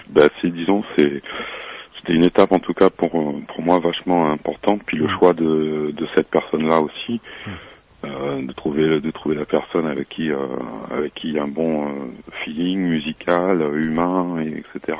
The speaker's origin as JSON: {"language": "French", "country": "Réunion", "said": "Je suis réunionnais d'origine"}